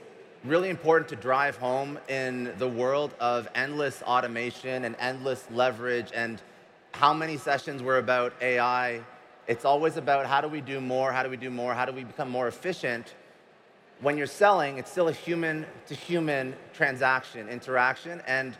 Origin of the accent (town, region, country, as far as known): Boston, Massachusetts, United States